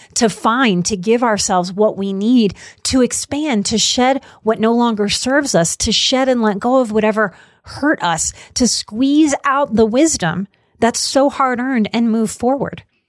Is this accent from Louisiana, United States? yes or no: yes; New Orleans, Louisiana, United States; Growing up in New Orleans and in the South